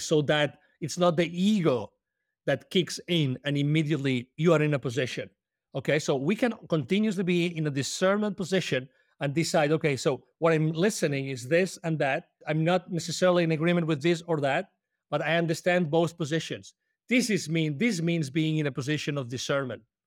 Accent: Spain; English is a second language; moved away as an adult; I'm originally from Spain, we love coffee

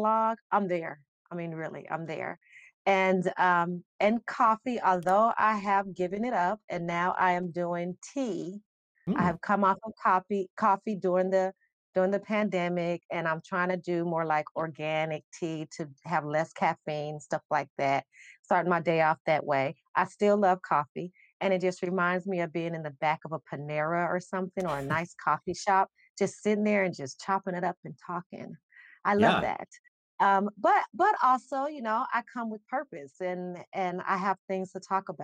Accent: Las Vegas, Nevada, United States; also born or lived in Charlotte, North Carolina; now in Columbus, United States; I'm from Vegas, born and raised, but I came to Columbus by way of Charlotte.

